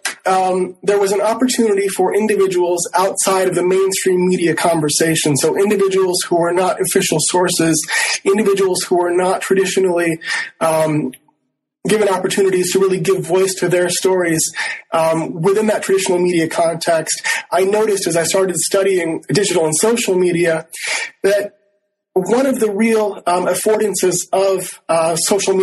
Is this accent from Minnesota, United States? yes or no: yes; Rochester, Minnesota, United States; also born or lived in Northfield, Minnesota; I grew up in Rochester, Minnesota, in southeastern Minnesota